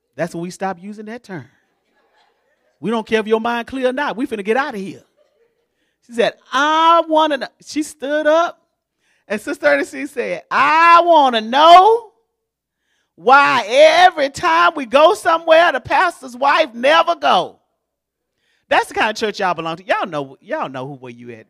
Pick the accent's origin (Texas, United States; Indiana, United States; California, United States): Texas, United States; Houston; moved away as an adult; now in Baytown, United States; I'm from Houston